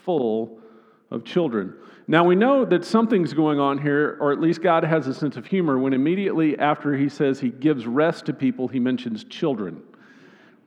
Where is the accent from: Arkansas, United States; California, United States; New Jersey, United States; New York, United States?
Arkansas, United States; Northwest; I'm from Northwest Arkansas